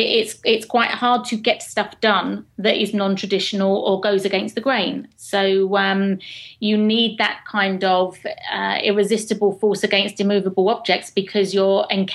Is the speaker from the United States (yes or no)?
no; England, United Kingdom; accent: proper English